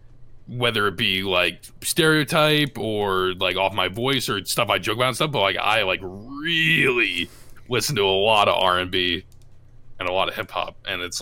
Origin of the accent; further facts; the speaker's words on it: Iowa, United States; when people are like, hey, I'm from Iowa too, in like a town in the middle of nowhere, and it's like, it's super cool to be able to kind of represent